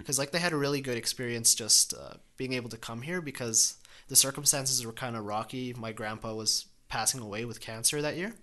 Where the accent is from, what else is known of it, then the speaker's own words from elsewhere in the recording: Calgary, Alberta, Canada; Born and raised here